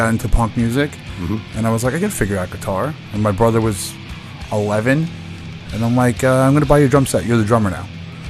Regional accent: Huntington, New York, United States; I'm from Dix Hills. So Huntington. Grew up in the whole Huntington area. Went to high school at St. Anthony's. Yes, I'm still living in Huntington

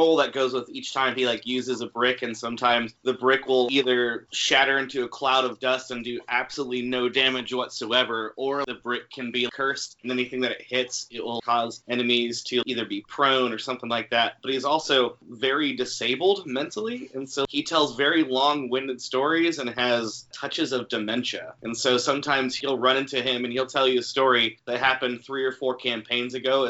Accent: California, United States; now in Chattanooga, United States; I'm originally from California, but I'm finding myself living in Chattanooga, Tennessee right now.

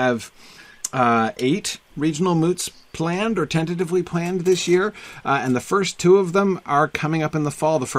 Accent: Amherst, New Hampshire, United States; I grew up in Amherst with an H, New Hampshire.

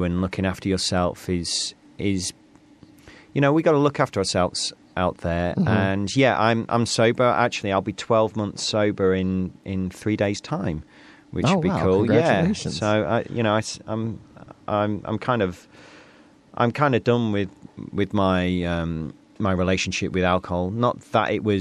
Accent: North East Lincolnshire, Yorkshire and the Humber, United Kingdom; I come from Northeast Lincolnshire

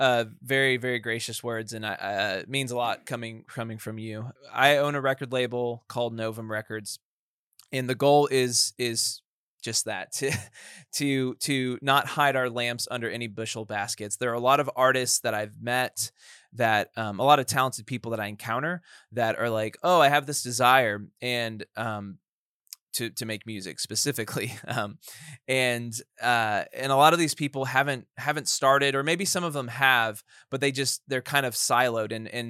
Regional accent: Sugar Land, Texas, United States; now in Dallas, United States; I'm from Sugar Land, the Dirty Shug.

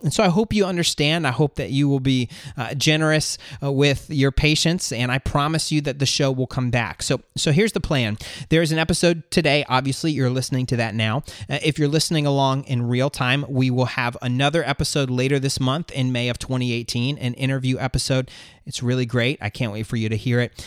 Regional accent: Florida, United States; moved away as an adult; now in North Georgia, United States; We're moving from North Georgia back home to Florida to be closer to family.

